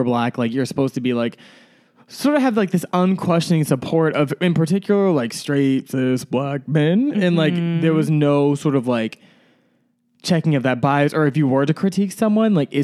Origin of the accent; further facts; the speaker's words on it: Atlanta, Georgia, United States; growing up in Atlanta